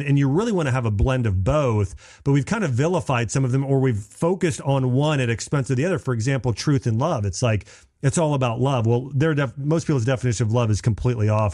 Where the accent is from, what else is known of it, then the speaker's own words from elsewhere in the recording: Dayton, Ohio, United States; I grew up in Dayton, Ohio.